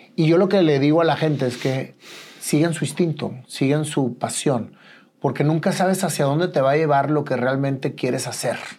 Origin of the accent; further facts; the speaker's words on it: Mexico; Nosotros como mexicanos